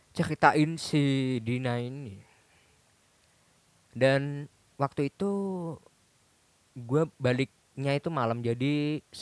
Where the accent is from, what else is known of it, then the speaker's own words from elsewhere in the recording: Solo, Central Java, Indonesia; Gue balik lagi ke tempat asal gue yang asli. Jadi gue jarang ke Solo udah dua tahun kali setelah gue 8 tahun itu gue udah nggak kembali ke Solo lagi selama dua tahun